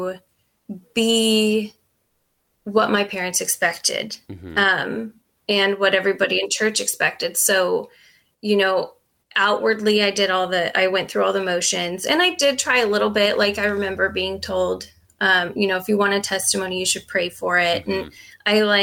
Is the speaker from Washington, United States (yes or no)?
yes; Eastern Washington, United States; we grew up in Eastern Washington, which is a very densely Mormon populated area